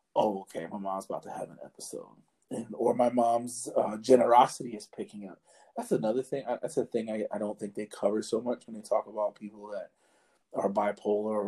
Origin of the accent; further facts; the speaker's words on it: New York City, New York, United States; also born or lived in Harlem / the Bronx / Brooklyn; I'm originally from New York City. Like I was born and raised in the city.